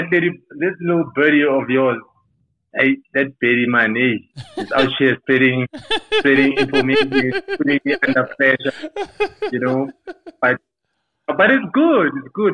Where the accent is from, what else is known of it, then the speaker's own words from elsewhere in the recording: Soweto, Gauteng, South Africa; I'm a Tsonga guy from Soweto. And yeah, man, growing up in Soweto